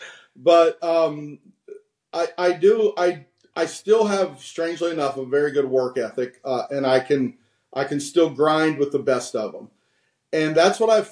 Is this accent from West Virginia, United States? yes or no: yes; West Virginia, United States; being that I'm from West Virginia, right on the border